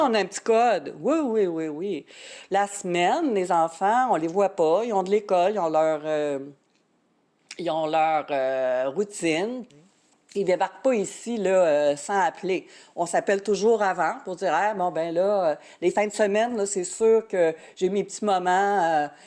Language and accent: French; Quebec City region, Canada; moved away; je viens de la région de Québec